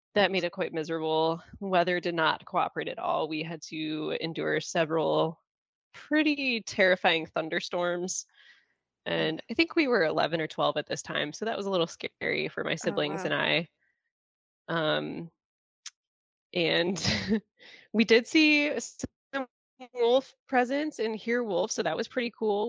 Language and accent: English; northern Lower Peninsula, Michigan, United States; now in Upper Peninsula, Michigan, United States; I grew up in the northern lower and spent a significant amount of time in the UP where I reside now